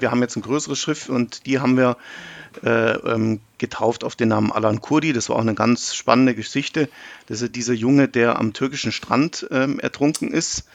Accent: Germany; wir als Deutsche

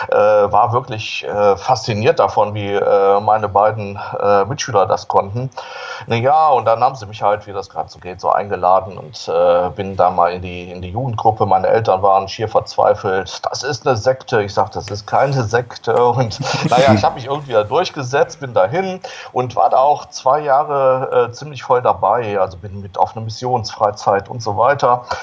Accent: Solingen, North Rhine-Westphalia, Germany; 1960 geboren in Solingen. Solingen liegt in Nordwestfalen, so bei Düsseldorf, Wuppertal in der Gegend. Und äh, geboren und aufgewachsen in einer wirklich ganz katholischen Familie.

